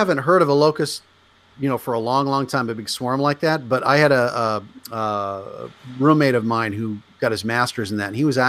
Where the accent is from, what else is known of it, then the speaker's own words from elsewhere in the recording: Nebraska, United States; moved away; Because I grew up in Nebraska